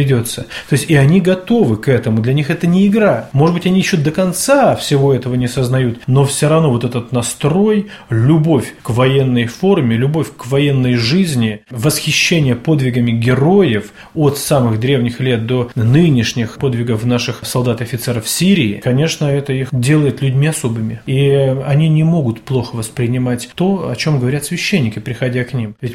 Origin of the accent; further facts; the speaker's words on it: Polyarny, Murmansk Oblast, Russia; Я из города Полярного.